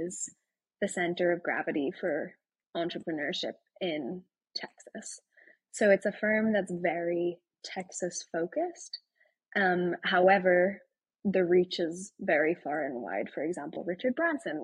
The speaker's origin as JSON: {"language": "English", "country": "Ireland", "accent": "Irish", "moved": "as an adult", "lives_now": "Austin, United States", "said": "I'm Irish from Ireland"}